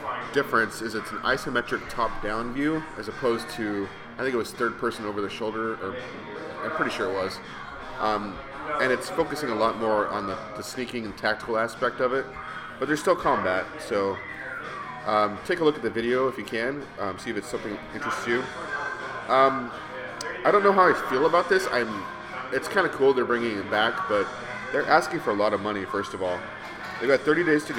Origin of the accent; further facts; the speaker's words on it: United States; I'm an American